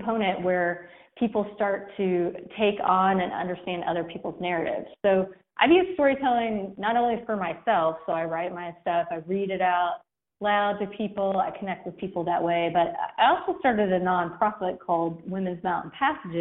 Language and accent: English; Kentucky, United States; accent: Southern; It's very Southern. It sounds very Southern. I'm from Kentucky.